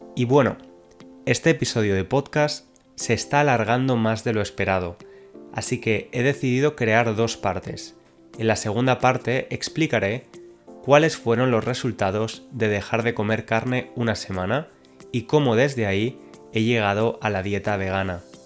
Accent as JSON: {"language": "Spanish", "country": "Spain", "moved": "yes", "lives_now": "London, United Kingdom", "said": "aunque soy de España, actualmente vivo en Londres, Inglaterra"}